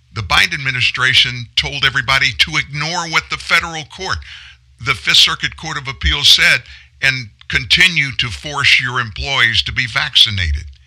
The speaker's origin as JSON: {"language": "English", "town": "Lafayette", "region": "Louisiana", "country": "United States", "tie": "born or raised there", "moved": "yes", "said": "Lafayette, Louisiana, my hometown"}